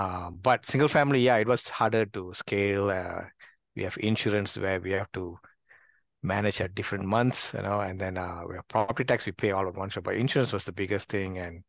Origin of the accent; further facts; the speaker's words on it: Malaysia; moved away as an adult; I mean, I'm originally from Malaysia, moved to this country, immigrated here, and has been here almost 15 years.